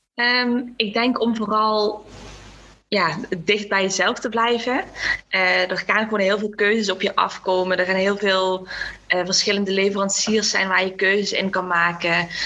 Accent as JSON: {"language": "Dutch", "region": "Limburg", "country": "Netherlands", "tie": "born or raised there", "said": "ik ben opgegroeid in Limburg"}